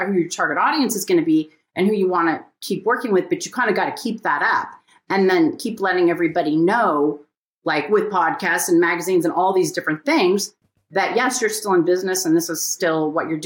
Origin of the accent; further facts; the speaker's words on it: Pasadena, California, United States; growing up in Pasadena